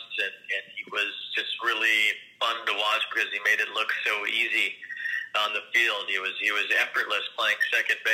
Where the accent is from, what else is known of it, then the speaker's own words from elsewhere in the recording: Chicago, Illinois, United States; Growing up in Chicago